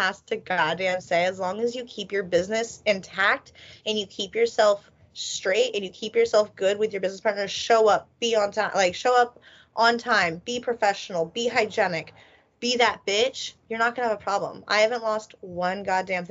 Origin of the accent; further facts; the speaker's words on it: Philadelphia, Pennsylvania, United States; I'm from Philly